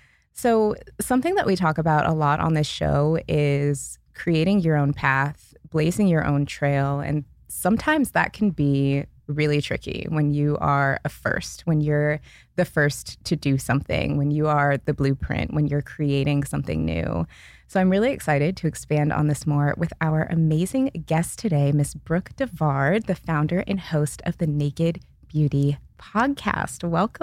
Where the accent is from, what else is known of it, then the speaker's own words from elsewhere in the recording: Seattle, Washington, United States; now in Los Angeles, United States; I am from Seattle.